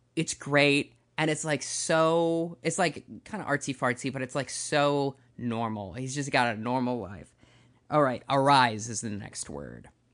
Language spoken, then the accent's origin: English; Minnesota, United States; as a Minnesotan